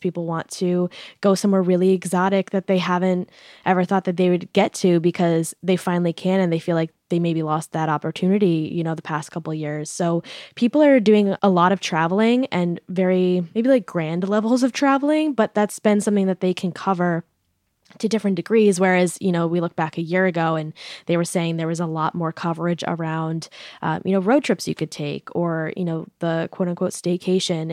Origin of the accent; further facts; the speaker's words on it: New York, United States; I'm from New York